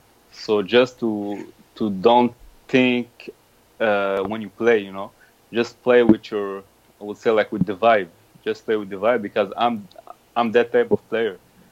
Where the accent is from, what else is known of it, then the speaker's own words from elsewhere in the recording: Morocco; When I grew up in Morocco, my brother and my father were supporters of Raja.